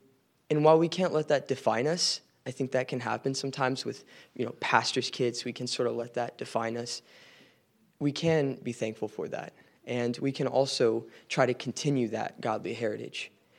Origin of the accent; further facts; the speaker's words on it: Leesburg, Virginia, United States; I'm a sophomore from Leesburg, Virginia.